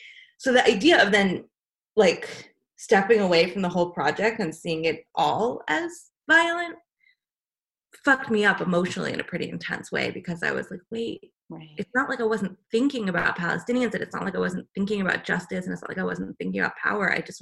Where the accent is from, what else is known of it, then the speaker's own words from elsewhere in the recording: United States; parts of the family had come here, and I was born here in the States.